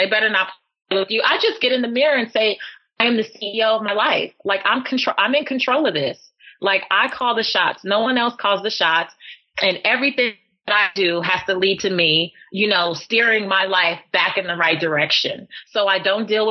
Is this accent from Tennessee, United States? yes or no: no; Los Angeles, California, United States; I grew up in South Central Los Angeles in the hood